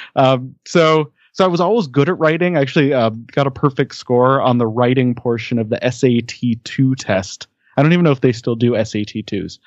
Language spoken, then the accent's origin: English; Denver, Colorado, United States; I grew up in the Denver, Colorado area